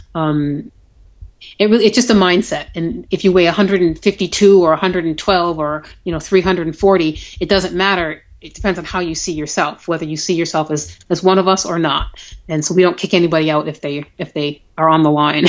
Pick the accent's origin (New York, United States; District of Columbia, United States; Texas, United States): New York, United States; Buffalo; I met a lot of people who I'd only met online um, from my hometown who did that race